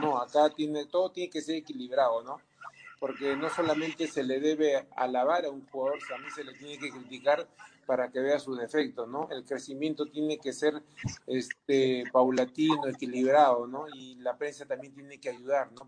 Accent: Peru; nosotros como peruanos

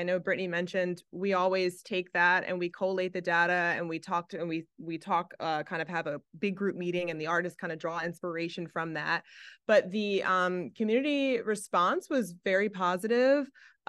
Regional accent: Philadelphia, Pennsylvania, United States; Yeah, I'm from West Philly

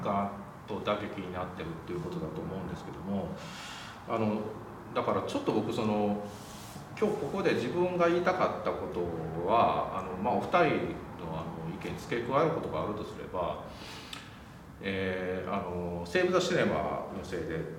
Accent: Wakayama, Japan; でも僕和歌山出身なんですよ

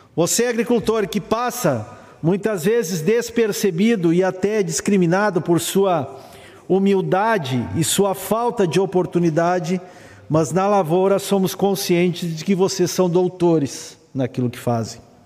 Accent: Santa Cruz do Sul, Rio Grande do Sul, Brazil; lá na comunidade Resfreição, que é a comunidade onde eu nasci e acompanho ao longo dos anos

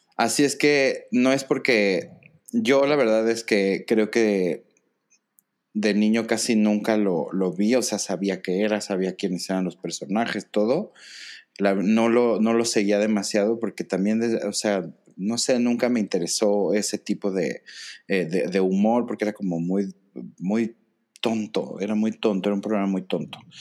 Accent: Mexico; nosotros como mexicanos

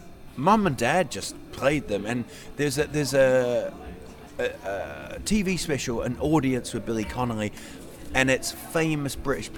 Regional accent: New Zealand; moved away as an adult; also born or lived in England; I was born in England. Yep. Grew up in New Zealand.

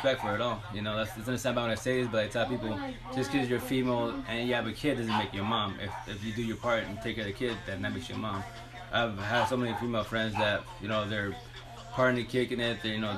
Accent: Sunnyside, Washington, United States; also born or lived in Toppenish, Washington / Seattle, Washington; I'm born and raised in Eastern Washington, Yakima Valley-wise, born in Toppenish, but and then raised in Sunnyside Island the majority of my life

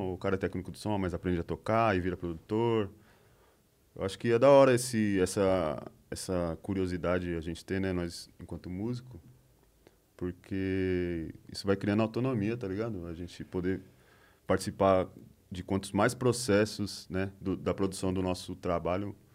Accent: São Paulo, Brazil; É, sou do ABC, a amizade prevalece.

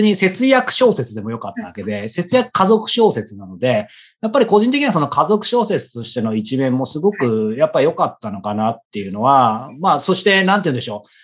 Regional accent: Yokohama, Kanagawa, Japan; moved away as an adult; also born or lived in Hiroshima; 地元の横浜

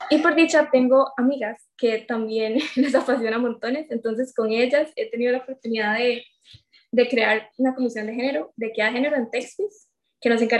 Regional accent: Limón, Costa Rica; also born or lived in Cartago; yo tengo 21 años, eh, yo soy de Limón, aquí crecí, y bueno, de hecho ahorita estoy acá, ¿verdad? Por, por la pandemia, pero si no fuera por eso, estaría en Cartago, porque yo estoy en el TEC estudiando ingeniería mecatrónica.

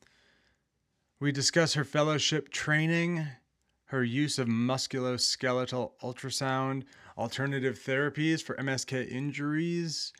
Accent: outside of Minneapolis, Minnesota, United States; where I grew up outside of Minneapolis

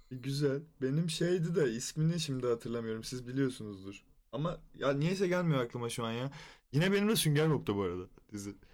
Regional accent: Istanbul, Turkey; 15 Ocak doğumluyum. İstanbul'da doğdum.

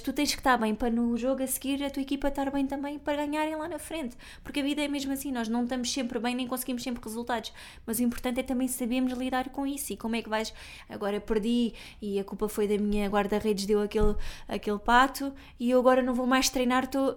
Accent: Algarve, Portugal; eu é sou algarvia

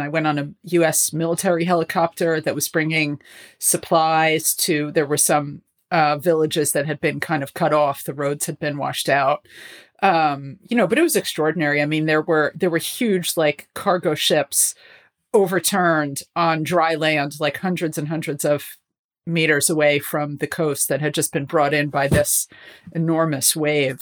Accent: United States; moved away as an adult; also born or lived in New York; now in London, United Kingdom; as an American

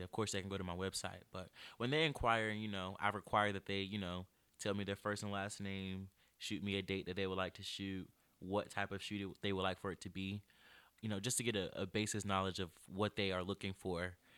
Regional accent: Greenville, North Carolina, United States; also born or lived in Chapel Hill, North Carolina; I'm from Greenville, North Carolina

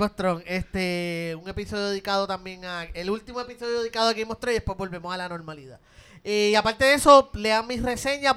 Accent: Puerto Rico; somos Cuatro boricuas

